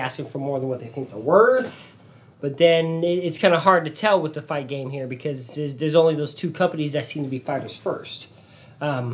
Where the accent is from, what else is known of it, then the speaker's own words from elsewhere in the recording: Las Vegas, Nevada, United States; I grew up in Las Vegas